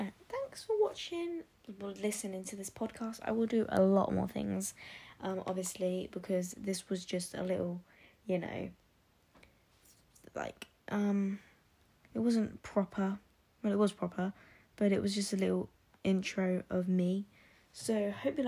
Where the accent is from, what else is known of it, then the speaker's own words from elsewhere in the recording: Oxfordshire, South East England, United Kingdom; I'm from Oxfordshire in the UK